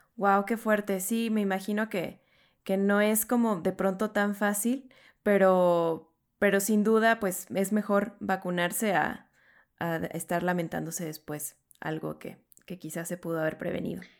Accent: Mexico; siendo latinos, mexicanos

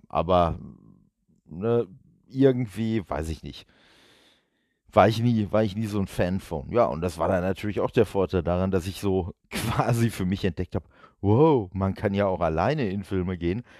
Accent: Duisburg, North Rhine-Westphalia, Germany; ich komme ja aus Duisburg

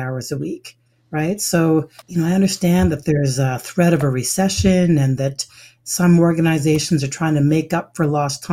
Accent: Canada; also born or lived in Ottawa, Canada; I was born in Canada, my mother's from Jamaica, my father's from Ghana

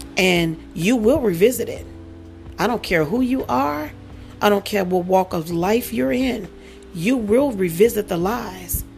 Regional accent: New Orleans, Louisiana, United States; moved away; also born or lived in Dallas, Texas; New Orleans, Louisiana, by way of Dallas, Texas

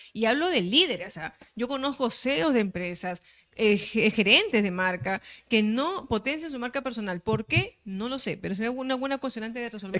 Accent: Peru; soy bien peruana

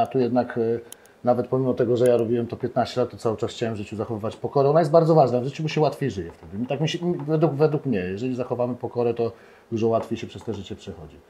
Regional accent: Poland; urodziłem się w tym kraju, kocham ten kraj

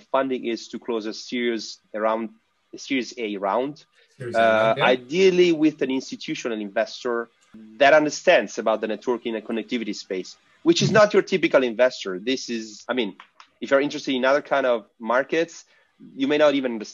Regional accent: Italy; we are from Italy

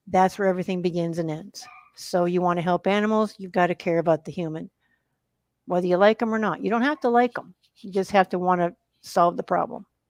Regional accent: Wisconsin, United States; also born or lived in Arkansas / Massachusetts / New Jersey / Colorado; now in Texas, United States; live in Texas. and I grew up in Wisconsin

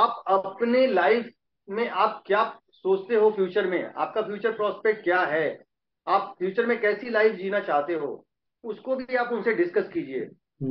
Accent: Prayagraj, Uttar Pradesh, India; also born or lived in Ayodhya; हम प्रयागराज के रहने वाले हैं शुरू से born and brought up in Prayagraj

